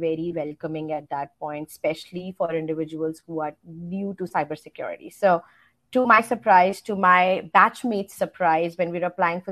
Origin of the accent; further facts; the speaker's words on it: India; moved away as an adult; now in United States; I grew up in India. So I've spent most of my time in India. I moved here to the States just close to 3.5 years ago when I got married